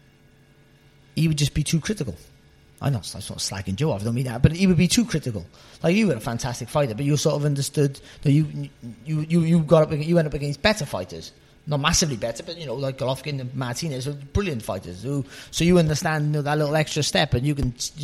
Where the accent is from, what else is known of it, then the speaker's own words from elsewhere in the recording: Cardiff, Wales, United Kingdom; moved away as an adult; I'm from a Cardiff. I've lived up in sort of this area for 20 years now, but I'm a Cardiff boy, and I haven't lost my accent one bit.